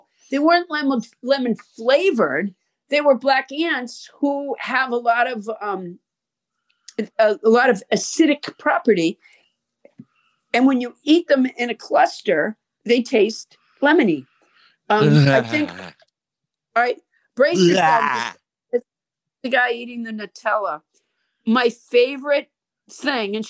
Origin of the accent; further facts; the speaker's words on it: Massachusetts, United States; moved away; I'm from Massachusetts.